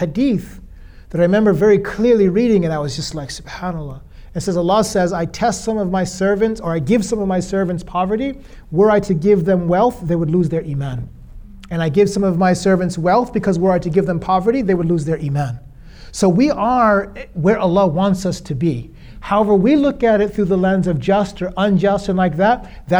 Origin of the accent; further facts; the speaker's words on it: United States; being an American, a passport holder